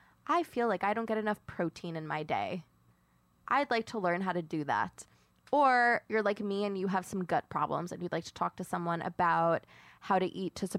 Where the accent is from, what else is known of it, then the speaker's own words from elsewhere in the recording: Long Island and Queens, New York, United States; Because I grew up on Long Island and Queens?